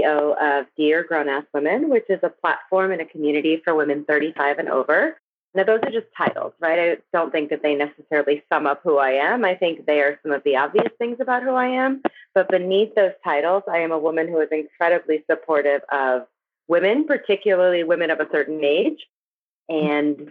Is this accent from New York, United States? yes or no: no; New Jersey, United States; I grew up in New Jersey, in poverty